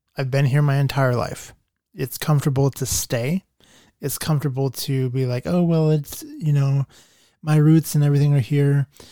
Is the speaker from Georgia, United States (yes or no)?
no; Nampa, Idaho, United States; also born or lived in Boise, Idaho; Nampa is my hometown.